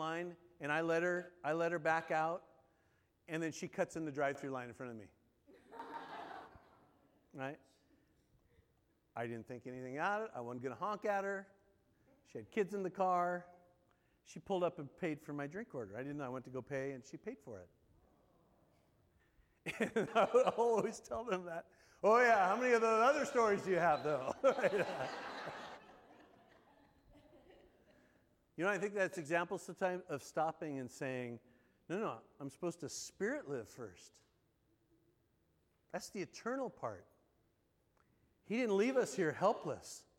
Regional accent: Southern California, United States; moved away as an adult; also born or lived in North Carolina; growing up in Southern California.

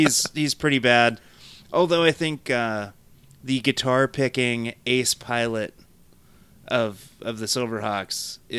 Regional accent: Crete, Nebraska, United States; moved away; growing up in Crete, Nebraska for a little while

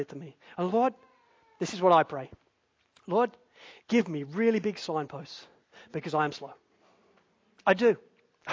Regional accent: Spalding, East Midlands, United Kingdom; the church that I grew up in Spalding

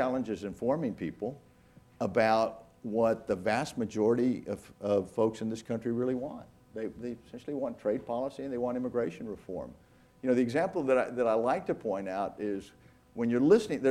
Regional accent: Brownsville, Texas, United States; growing up along the border and talk of the ease, the fluidity of moving back and forth between those two communities of Brownsville and Matamoros

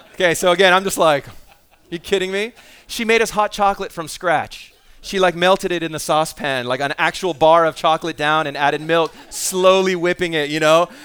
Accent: Vancouver, British Columbia, Canada; I grew up in East

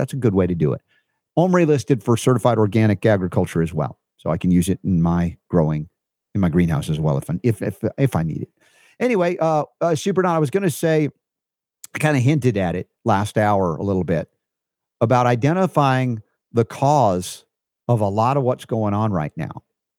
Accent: the South, United States; Boy growing up in the South. What did I know?

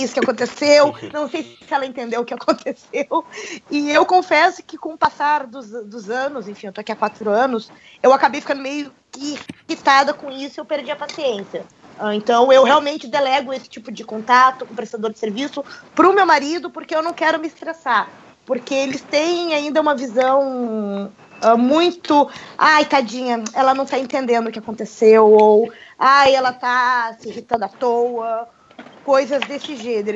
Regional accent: Brazil; now in Russia; eu falando como brasileira

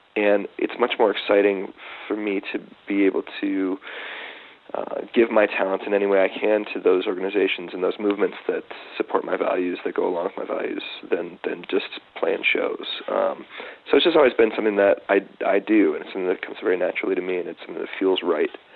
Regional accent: Detroit, Michigan, United States; I grew up in Detroit, um, Michigan

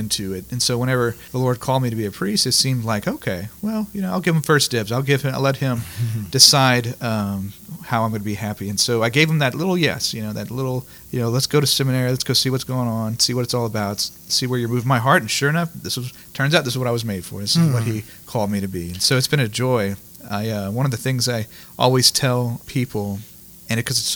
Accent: Lafayette, Louisiana, United States; born and raised in Lafayette, went to Cathedral Carmel, which was my home parish

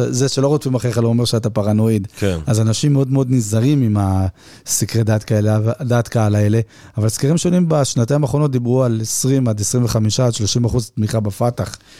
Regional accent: Haifa, Haifa District, Israel; אני חיפאי

